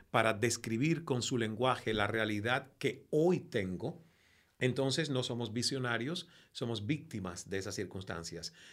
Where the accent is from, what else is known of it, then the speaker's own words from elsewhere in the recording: Cuba; accent: Venezuelan; A mí me preguntan constantemente, ¿pero de dónde eres? Y digo, ¿pero cuántas veces voy a decir que soy cubano? Y sobre todo, por mi cercanía con los venezolanos